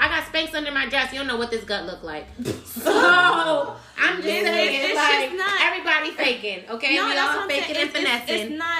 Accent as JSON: {"language": "English", "town": "Miami", "region": "Florida", "country": "United States", "said": "I'm like, my nigga, I'm from Miami."}